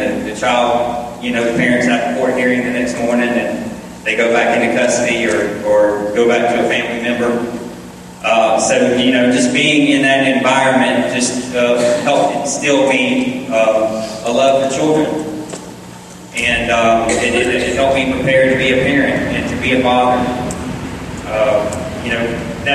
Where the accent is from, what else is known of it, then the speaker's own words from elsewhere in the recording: Marietta, Georgia, United States; also born or lived in Powder Springs, Georgia; I grew up in Marietta, and my father was very active in the church